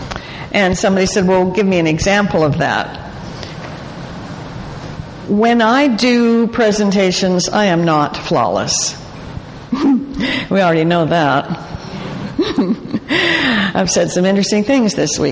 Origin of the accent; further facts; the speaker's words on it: Calgary, Alberta, Canada; moved away; I was born in Calgary in the late 1800s